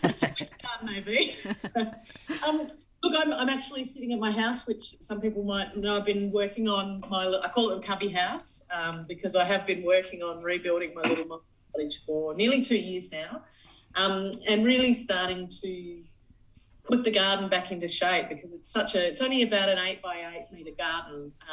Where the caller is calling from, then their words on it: Central Victoria, Australia; I'm calling in from Central Victoria, obviously.